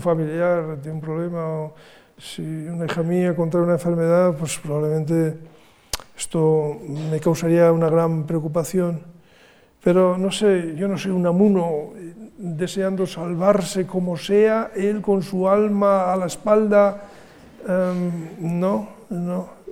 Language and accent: Spanish; San Sebastián, Basque Country, Spain; en mi ciudad natal